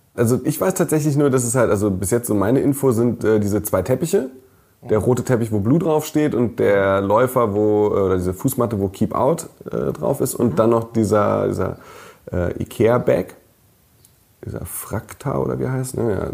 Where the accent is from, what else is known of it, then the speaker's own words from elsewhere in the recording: near Wolfsburg, Lower Saxony, Germany; moved away; Ich bin ja in der Nähe von Wolfsburg geboren und aufgewachsen